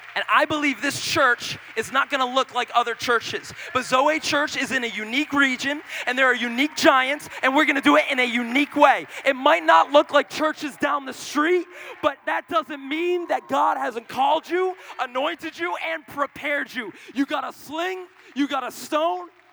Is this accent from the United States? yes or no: yes; Boston, Massachusetts, United States; I'm from Boston.